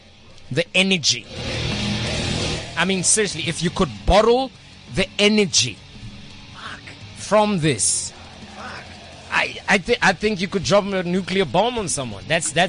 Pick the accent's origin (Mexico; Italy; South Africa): South Africa; I'm from Midlands, man.